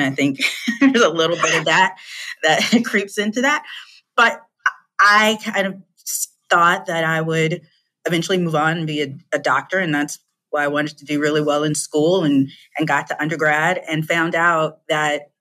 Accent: Chicago, Illinois, United States; moved away as an adult; also born or lived in Hong Kong / California; I was born and raised in the Chicagoland area

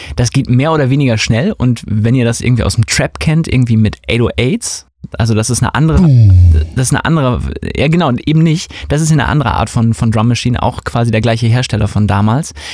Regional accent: Hamburg, Germany; Wir kommen ja auch aus Hamburg

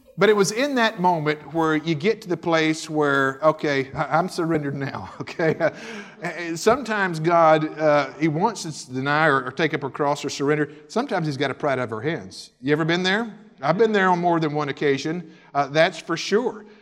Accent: Milton, Florida, United States; moved away as an adult; also born or lived in Winston-Salem, North Carolina / Houston, Texas; I grew up in the Independent Baptist Pastures home there in the Panhandle of Florida, a little town called Milton, right outside Pensacola

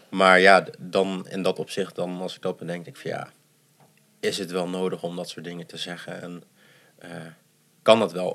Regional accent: Netherlands; also born or lived in Addis Ababa, Ethiopia; ik ben wel echt zo Nederlands opgevoed

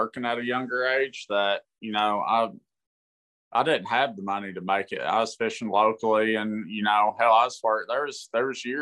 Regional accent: Kentucky, United States; also born or lived in San Diego, California; I was born in San Diego. I lived there till I was 9 or 10. And my family's military. My granddad is in the military, and we moved back to Kentucky

